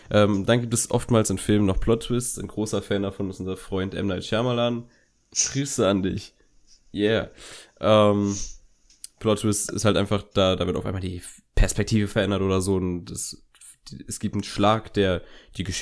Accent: Berlin, Germany; wir kommen aus Berlin.

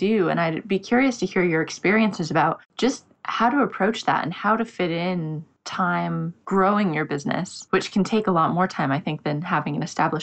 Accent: United States; now in London, United Kingdom; I'm in London, but I'm American

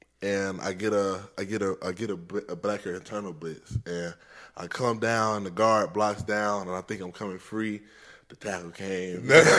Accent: Montgomery, Alabama, United States; I'm from Montgomery, Alabama.

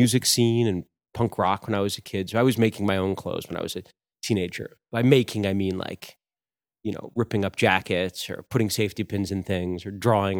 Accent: New York, United States; also born or lived in New Hampshire; But my family's from New York. So we grew up in New York a lot. I still have the most family members here in Queens or the Bronx or around

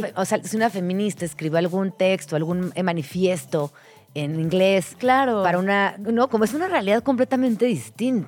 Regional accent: Mexico City, Mexico; quienes somos pues, personas chilangas, eh, crecimos entre el metro, el micro, micro

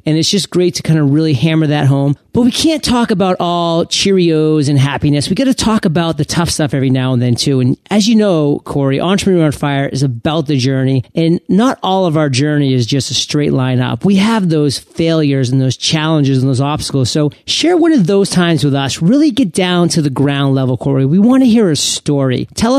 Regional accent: Maine, United States; how I say the word hot, because I am from Maine, so it sounds more like an H-U-T. I mean, Maine is basically part of Canada.

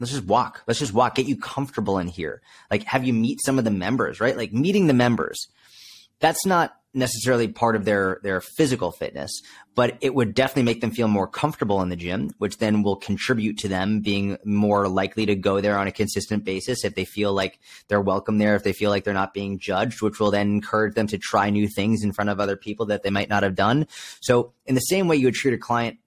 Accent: outside Boston, Massachusetts, United States; I was brought up outside Boston, Massachusetts, East Coast

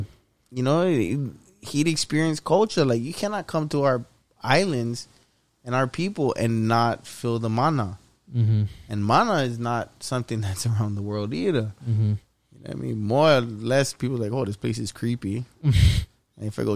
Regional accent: Hawaii, United States; accent: Pidgin

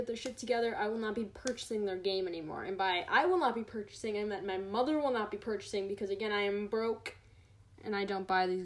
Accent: United States; as an American

